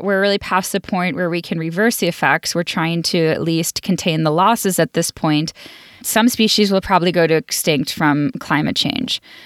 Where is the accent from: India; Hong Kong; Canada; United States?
United States; Buffalo, New York; I grew up in Buffalo, New York